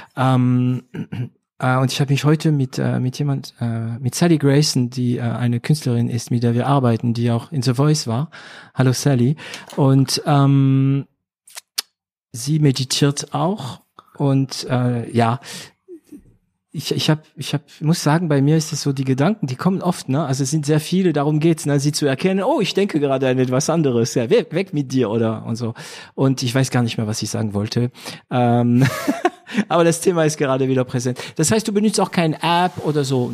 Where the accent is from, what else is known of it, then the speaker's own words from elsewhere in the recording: France; now in Germany; ich bin Franzose, ne? Also auch, ich bin auch Franzose